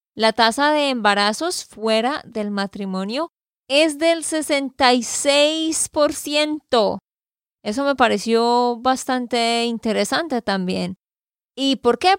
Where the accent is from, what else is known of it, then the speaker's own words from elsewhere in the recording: Santander, Colombia; de Santander, Colombia